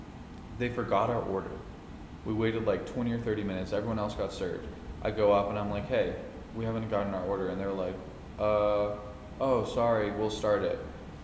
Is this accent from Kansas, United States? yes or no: no; New Mexico, United States; moved away; I grew up in New Mexico and fucking had New Mexican food.